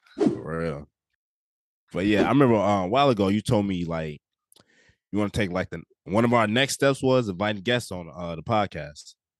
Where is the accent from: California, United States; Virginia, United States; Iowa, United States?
Iowa, United States; I'm twenty-two years old out of Iowa.